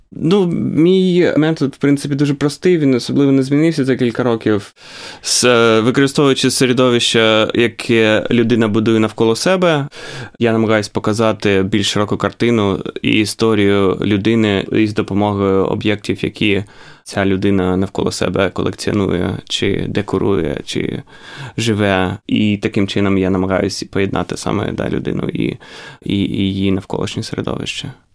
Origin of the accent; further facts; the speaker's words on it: Ukraine; moved away; коли я ріс в Україні